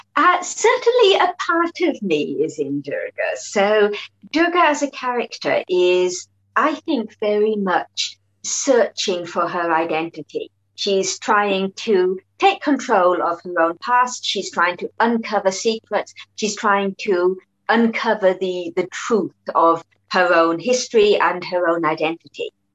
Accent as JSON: {"language": "English", "town": "Perth", "region": "Western Australia", "country": "Australia", "tie": "born or raised there", "also_born_or_lived": "Malaysia (ancestry)", "moved": "as an adult", "lives_now": "London, United Kingdom", "said": "growing up in Australia"}